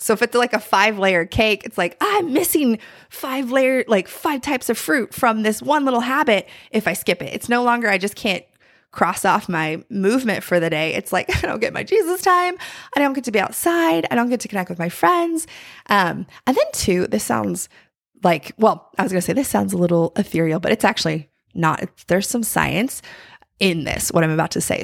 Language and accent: English; North Carolina, United States; I'm from North Carolina, and there's, like, a famous bakery, uh, in my hometown